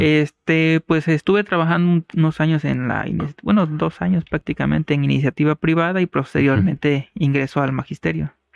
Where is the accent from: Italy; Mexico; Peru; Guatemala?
Mexico; San Jerónimo de Juárez, Guerrero; now in Chilpancingo, Mexico; yo soy originario de San Jerónimo de Juárez Guerrero, allá en la Costa Grande